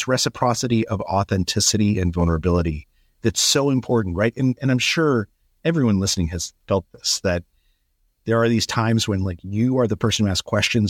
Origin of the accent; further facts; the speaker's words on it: Albuquerque, New Mexico, United States; So I grew up in Albuquerque.